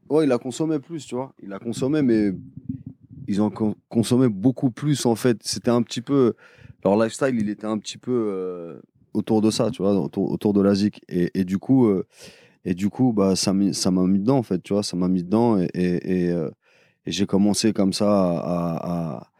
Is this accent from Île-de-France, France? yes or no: yes; Paris, Île-de-France, France; je suis de Paris